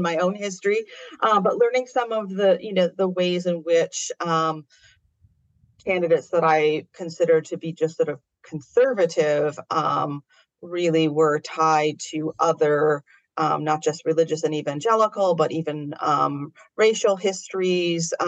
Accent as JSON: {"language": "English", "country": "United States", "said": "I am an American"}